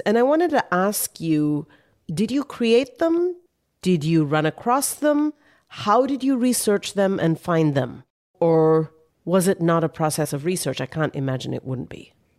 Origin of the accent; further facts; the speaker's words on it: India; I grew up studying that in Indian history books as a child in India